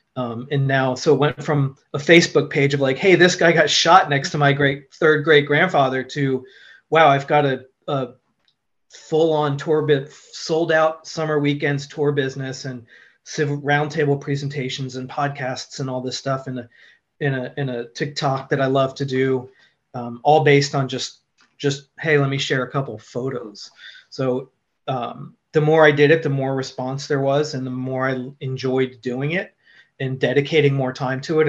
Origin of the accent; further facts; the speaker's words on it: central New Jersey, United States; now in Seattle, United States; I was born just outside of New York in central New Jersey